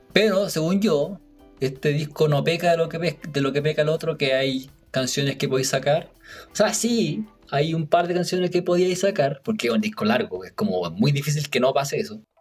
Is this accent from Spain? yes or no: no; Chile; somos chilenos